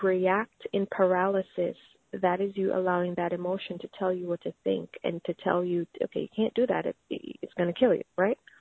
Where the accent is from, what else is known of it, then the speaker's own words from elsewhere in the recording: Jamaica; I grew up in Jamaica